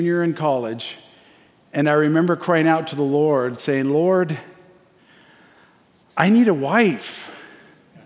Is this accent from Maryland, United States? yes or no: no; Springfield, Oregon, United States; lost kid growing up in Springfield